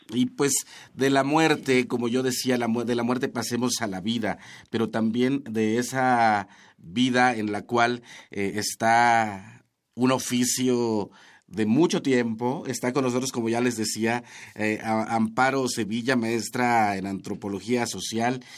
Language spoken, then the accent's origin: Spanish; Chicontepec, Veracruz, Mexico; moved away; yo soy de Chicontepec, de la Huasteca Veracruzana, zona náhuatl